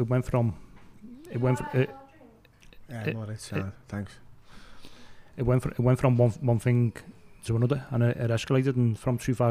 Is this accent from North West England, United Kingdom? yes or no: yes; Liverpool, North West England, United Kingdom; I was brought up near Low Brick Road and Townsend Lane when I was a kid